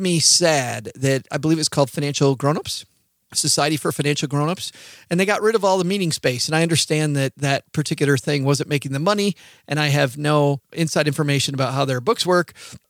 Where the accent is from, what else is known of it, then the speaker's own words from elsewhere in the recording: Michigan, United States; now in Texas, United States; I found when I moved to Texas, I talk just a little bit slower and everything's fine. I don't talk at the speed of light like we do in Michigan